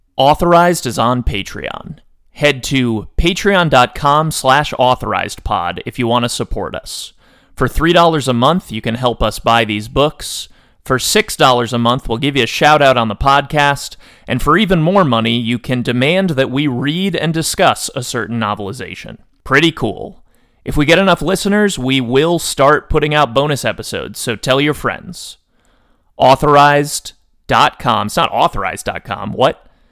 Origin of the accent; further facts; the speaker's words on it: Connecticut, United States; I was raised, like, I'm from Connecticut. I was raised, like, Connecticut Catholic